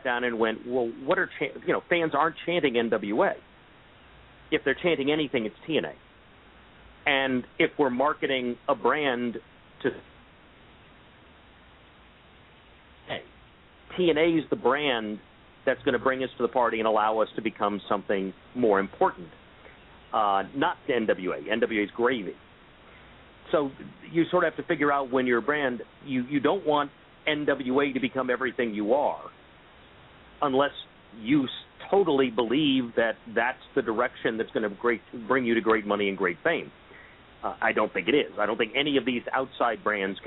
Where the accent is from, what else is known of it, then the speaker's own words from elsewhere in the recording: Miami, Florida, United States; I grew up in Miami, Florida.